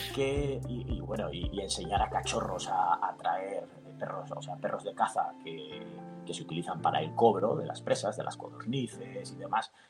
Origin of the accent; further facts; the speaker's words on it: Burgos, Castile and León, Spain; now in Benicàssim, Spain; nací en el norte de España, nací en Burgos, aunque ahora vivo en Castellón, vivo en Benicassim